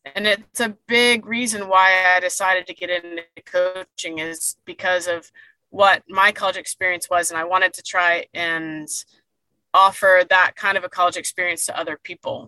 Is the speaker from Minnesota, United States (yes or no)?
no; Daytona Beach, Florida, United States; also born or lived in Fort Lauderdale, Florida / Durham, North Carolina / Chapel Hill, North Carolina; we moved the family, I say, back to Daytona